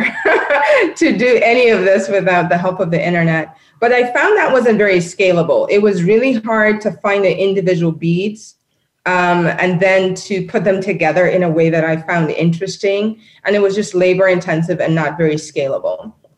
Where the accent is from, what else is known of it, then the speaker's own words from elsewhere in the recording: Nairobi, Kenya; moved away; I'm born and raised in Nairobi, Kenya, and I love my continent.